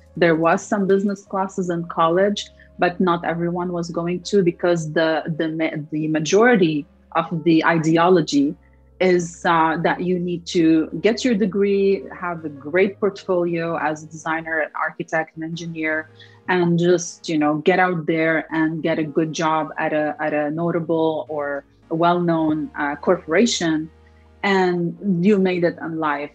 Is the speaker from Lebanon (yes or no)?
yes; Lebanon; moved away as an adult; also born or lived in Detroit, United States / California, United States; now in United States; I'm originally from Lebanon, so I came from from Lebanon all the way to Detroit